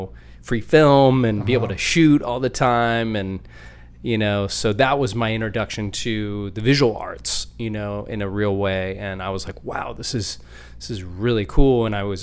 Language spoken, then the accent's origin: English; Anchorage, Alaska, United States; I was born and raised in Anchorage